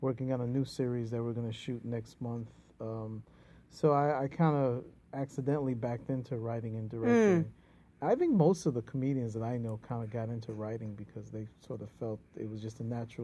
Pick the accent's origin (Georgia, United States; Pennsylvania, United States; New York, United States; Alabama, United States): New York, United States; New York City; I was born and raised in East Harlem, El Barrio.